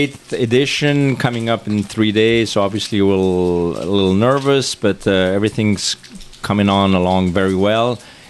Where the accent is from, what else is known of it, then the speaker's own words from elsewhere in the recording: Geneva, Switzerland; We're from Geneva